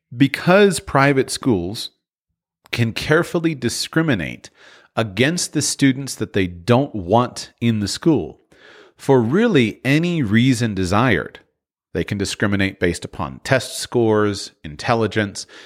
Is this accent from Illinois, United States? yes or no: no; Florida, United States; I'm from Florida